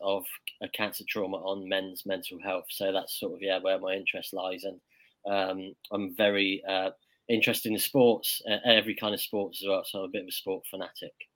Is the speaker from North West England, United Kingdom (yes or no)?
no; Weymouth, South West England, United Kingdom; I'm from Weymouth in Dorset, down on the south coast of England